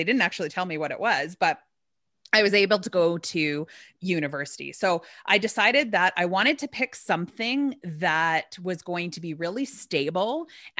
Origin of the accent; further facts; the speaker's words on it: Alberta, Canada; born there; Well, I was born in Alberta, which is across the country.